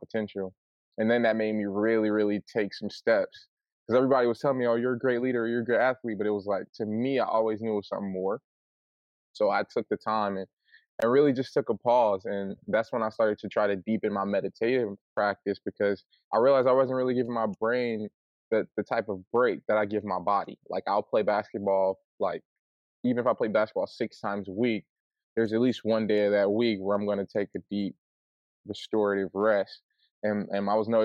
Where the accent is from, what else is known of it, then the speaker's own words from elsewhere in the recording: Flint, Michigan, United States; I'm from Flint, Michigan